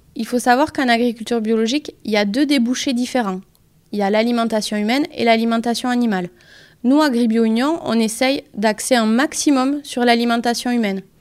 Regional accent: Pyrénées-Atlantiques, Nouvelle-Aquitaine, France; also born or lived in Lyon; je suis originaire des Pyrénées-Atlantiques

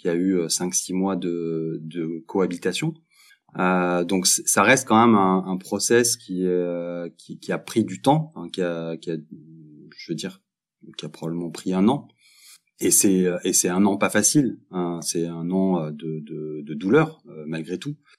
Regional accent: Montpellier, Occitania, France; moved away as an adult; now in Belgium; je suis français, je viens de Montpellier et je vis en Belgique depuis une quinzaine d'années.

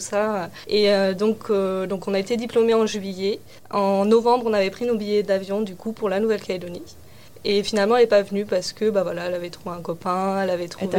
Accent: central France, France; moved away; moi, j'ai grandi euh, dans le centre de la France, dans un petit village

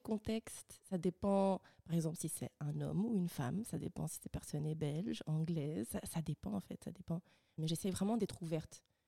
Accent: Rwanda; je suis rwandaise

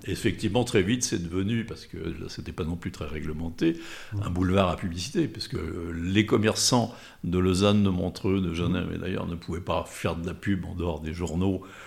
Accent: Thonon-les-Bains, Auvergne-Rhône-Alpes, France; also born or lived in Lyon; je suis né à Tonon, euh, alors en plein centre de la Grande Rue, donc je ne peux pas être plus tononné

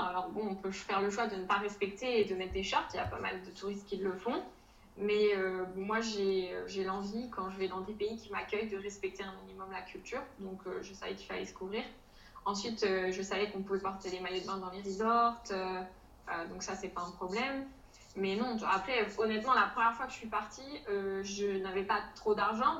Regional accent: a small town near Dunkirk, Hauts-de-France, France; moved away as an adult; also born or lived in Jordan; je viens du nord de la France dans une petite ville à côté de Dunkerque. Euh, et euh, avant ça, j'ai euh, toujours vécu en France

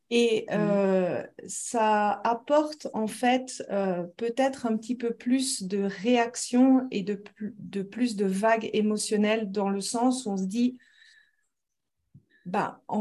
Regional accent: France; accent: Lyonnais; now in Switzerland; Et puis, depuis, je suis restée en Suisse. Donc, euh, j'ai un accent un peu neutre. On n'arrive pas toujours à savoir d'où est-ce que je viens parce que j'ai mélangé. Enfin, l'accent lyonnais, il est assez, on dit la feuille, tout ça.

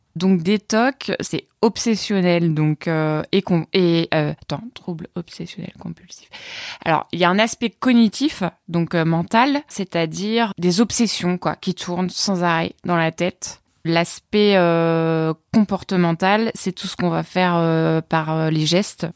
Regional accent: Orne, Normandy, France; je viens de Normandie, dans l'Orne, en pleine campagne

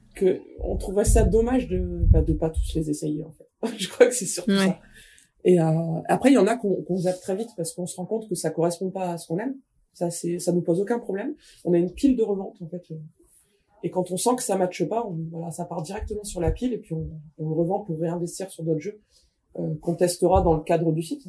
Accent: the North, Hauts-de-France, France; je suis du Nord

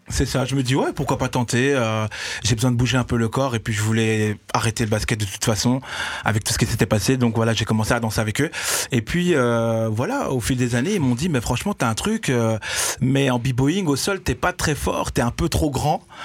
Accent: Brussels, Brussels-Capital Region, Belgium; je suis né à Bruxelles danseur

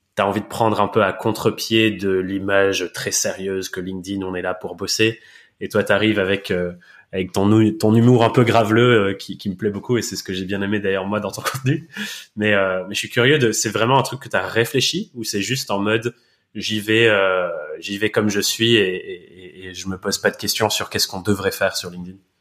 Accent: England, United Kingdom; accent: English; moved away; je suis anglais de naissance et de nationalité

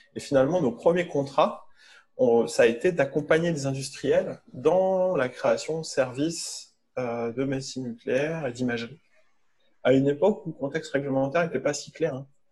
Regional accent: Lille, Hauts-de-France, France; moved away; also born or lived in Paris; je suis lillois

